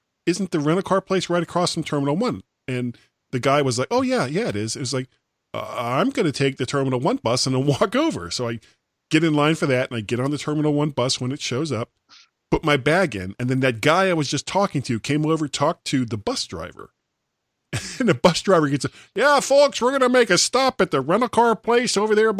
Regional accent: Florida, United States; moved away; I grew up in Florida.

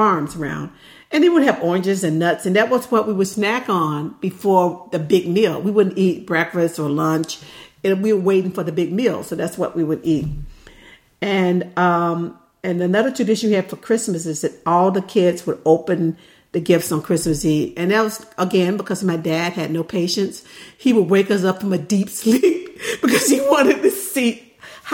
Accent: the South, United States; now in near Livermore, California, United States; we're from the South

